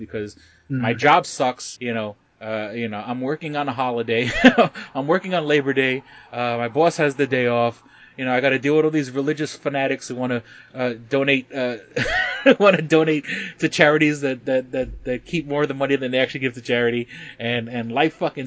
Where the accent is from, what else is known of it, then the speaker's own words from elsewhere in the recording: Puerto Rico; we're Puerto Rican